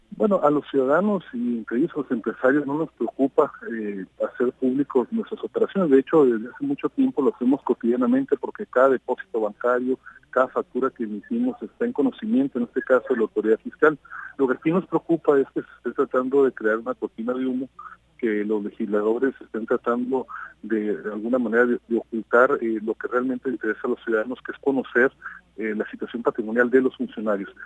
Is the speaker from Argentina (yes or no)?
no; Mexico; los empresarios de Coparmex, eh, antes que nada, somos mexicanos